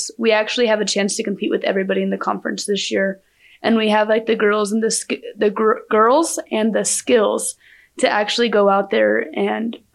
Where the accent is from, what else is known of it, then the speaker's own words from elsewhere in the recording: Amarillo, Texas, United States; I'm from Amarillo, Texas